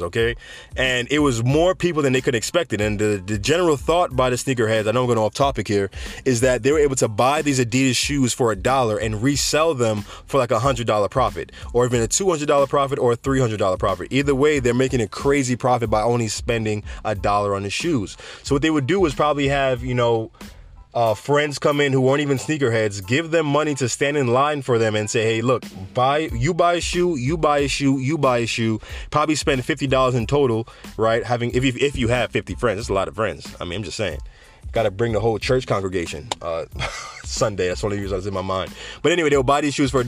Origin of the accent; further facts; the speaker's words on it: New York, United States; New York State, shout out to my hometown.